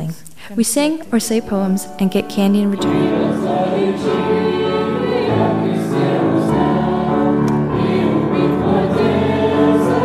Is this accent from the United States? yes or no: no; Russia; I'm from Russia.